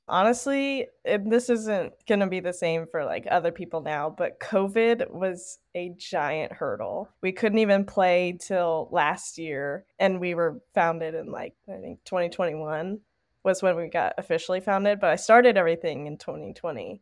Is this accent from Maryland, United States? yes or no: no; Tennessee, United States; I'm from Tennessee